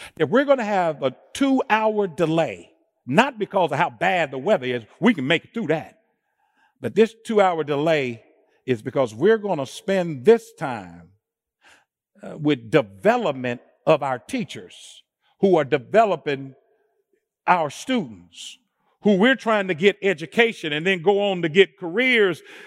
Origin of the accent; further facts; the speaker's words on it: Indianapolis, Indiana, United States; I'm born and raised in Indianapolis